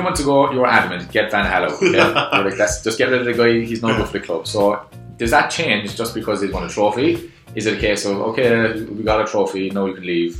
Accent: Ireland; I'm Irish now.

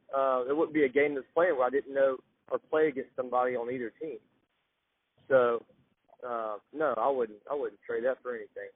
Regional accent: Athens, Georgia, United States; growing up in Athens

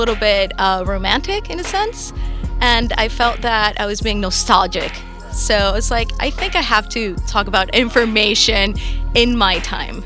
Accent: Bogotá, Bogotá Capital District, Colombia; moved away as an adult; now in New York, United States; So I'm originally from Bogota, Colombia. I was born and raised there, moved to New York in 2009.

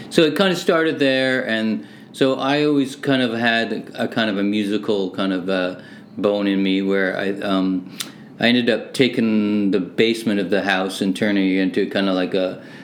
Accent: Hamilton, Ontario, Canada; also born or lived in Manchester, England; I was born in Manchester, and my parents immigrated here in '67. And so, uh, yeah, living in Hamilton, Ontario

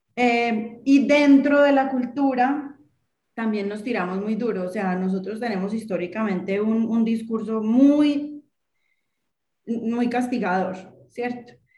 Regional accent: Colombia; moved away as an adult; also born or lived in Ukraine; yo también me fui de Colombia hace 20 años

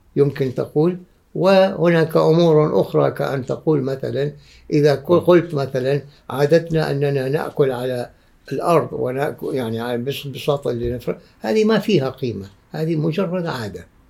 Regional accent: Oman; عندنا في عمان

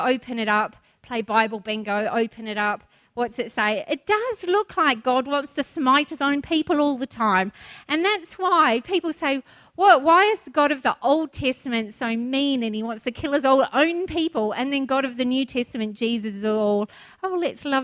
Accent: New Zealand; now in Australia; I'm a Kiwi

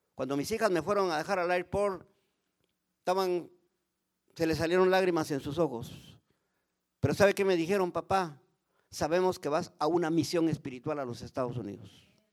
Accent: Guatemala; Yo sigo siempre con el Ministerio de la Poesía en Guatemala

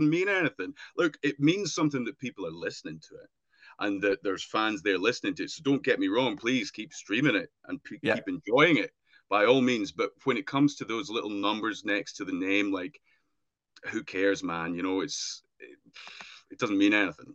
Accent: Dumfries and Galloway, Scotland, United Kingdom; growing up in Dumfries and Galloway

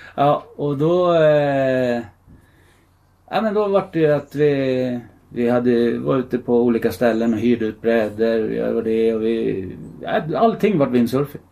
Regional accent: Gävle, Gävleborg County, Sweden; also born or lived in Stockholm; jag flyttade till Gävle från Stockholm. Och började gå i skolan här

